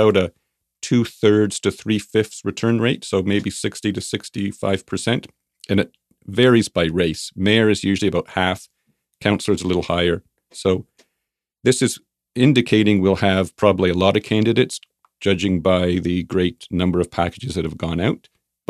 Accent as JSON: {"language": "English", "region": "Ontario", "country": "Canada", "tie": "born or raised there", "also_born_or_lived": "Burnaby", "moved": "as an adult", "lives_now": "Kelowna, Canada", "said": "So I grew up in Ontario, different cities, bounced around, moved here with my wife in 1991. We moved to Burnaby. And then in 2003, we came to Kelowna."}